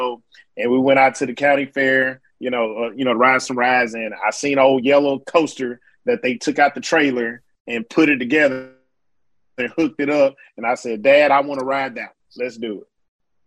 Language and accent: English; Mobile, Alabama, United States; I'm from Mobile, Alabama